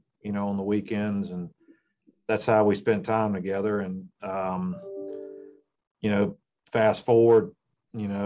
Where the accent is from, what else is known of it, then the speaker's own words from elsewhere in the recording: Virginia, United States; I grew up in Virginia